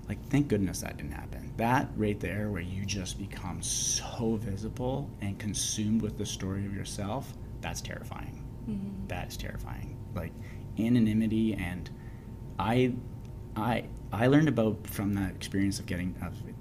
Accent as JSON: {"language": "English", "town": "Kingston", "region": "Ontario", "country": "Canada", "tie": "born or raised there", "moved": "yes", "lives_now": "Victoria, Canada", "said": "as a Canadian and where I'm from and growing up in Kingston, Ontario"}